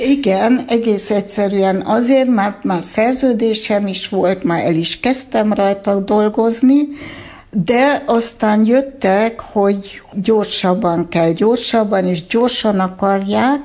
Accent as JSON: {"language": "Hungarian", "town": "Erlangen", "region": "Bavaria", "country": "Germany", "tie": "born or raised there", "also_born_or_lived": "Stuttgart, Germany", "first_language": "Hungarian", "moved": "yes", "lives_now": "Hungary", "said": "én a 70-es évek Németországában nőttem fel"}